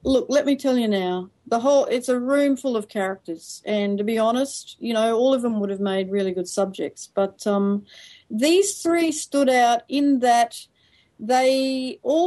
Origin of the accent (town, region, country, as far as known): Australia; also born or lived in Japan